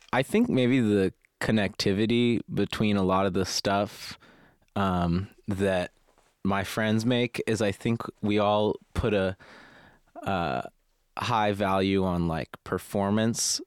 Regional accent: United States; as an American with no distinct interest in architecture

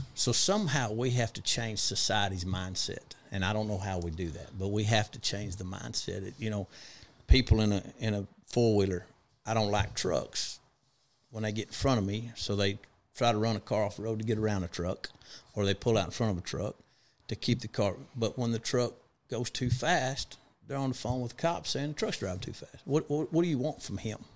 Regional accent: Big Spring, Texas, United States; also born or lived in El Paso, Texas; I was born in El Paso and grew up in Big Spring, Texas

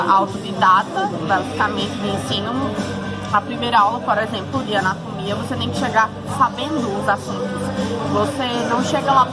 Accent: Caruaru, Pernambuco, Brazil; moved away as an adult; now in Buenos Aires, Argentina; Caruaru, que é o lugar de onde eu vim

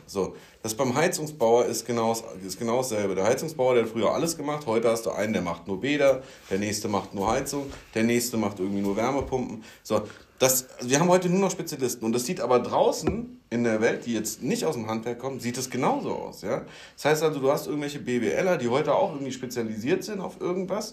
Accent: Rhine-Main, Germany; ich komme aus der Region Rhein-Main

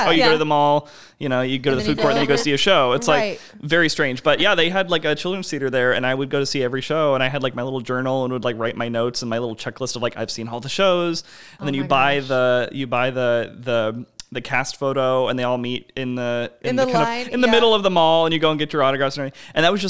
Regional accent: Silver Spring, Maryland, United States; it's I was growing up in Silver Spring, Maryland, and there was this theater there that's still there now.

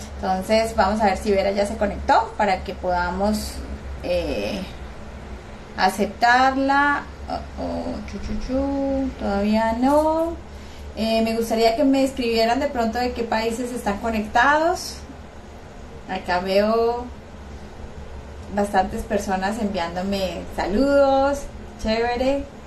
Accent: Colombia; Yo estoy en Colombia, soy colombiana.

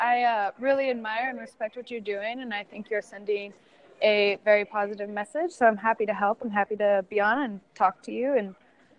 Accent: Minnesota, United States; moved away as an adult; also born or lived in California; now in Shymkent, Kazakhstan; I grew up in California and Minnesota, but mostly Minnesota. And yep, now I'm in Kazakhstan playing soccer.

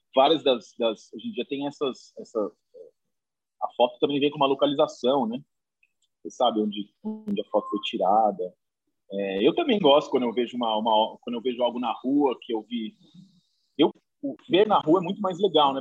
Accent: interior of São Paulo, Brazil; now in São Paulo, Brazil; eu moro aqui em São Paulo faz muito tempo, mas não sou daqui sou do interior de São Paulo

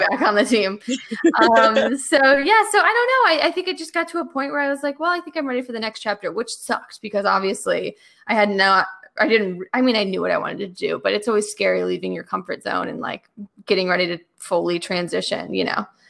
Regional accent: Chicago, Illinois, United States; moved away as an adult; also born or lived in Missouri; now in Los Angeles, United States; I grew up in Chicago, but I went to school in Missouri

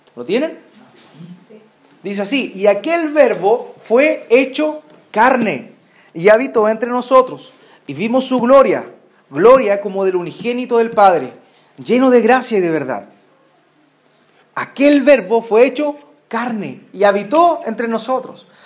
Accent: Chile; acá en Chile nosotros celebramos eh, nuestras fiestas patrias

